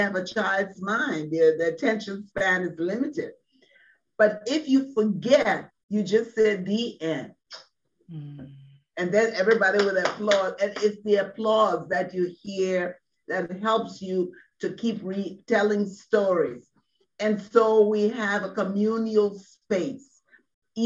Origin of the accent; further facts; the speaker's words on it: Liberia; moved away as an adult; now in United States; I'm from Liberia, West Africa